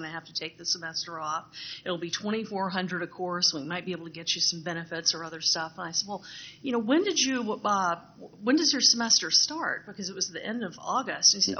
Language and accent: English; Lafayette, Louisiana, United States; moved away; my hometown of, I'll just say it, Lafayette, Louisiana